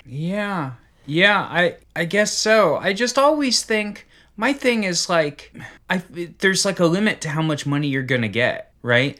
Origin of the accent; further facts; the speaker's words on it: Cincinnati, Ohio, United States; where I grew up in Cincinnati